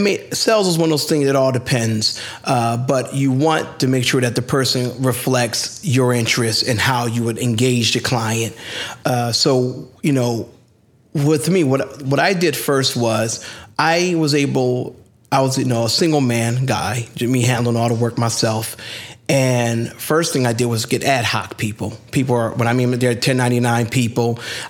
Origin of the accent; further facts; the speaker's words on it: Philadelphia, Pennsylvania, United States; I'm a Philly hustler